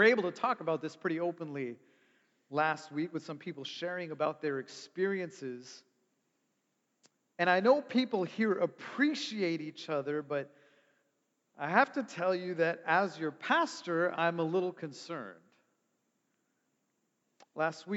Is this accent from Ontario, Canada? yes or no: yes; Toronto, Ontario, Canada; I grew up in Toronto.